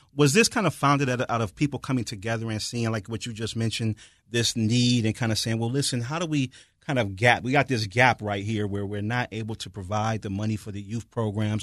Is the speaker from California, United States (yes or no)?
no; Detroit, Michigan, United States; moved away; I'm from Detroit